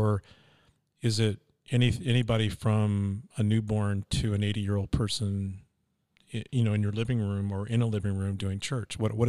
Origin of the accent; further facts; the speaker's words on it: California, United States; well, because I'm from California, I actually had offices in Redding, California.